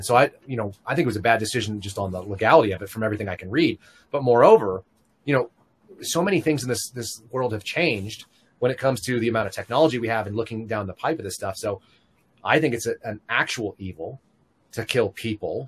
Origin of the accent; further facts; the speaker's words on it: San Francisco, California, United States; moved away; I grew up in the Bay Area for a number of years in San Francisco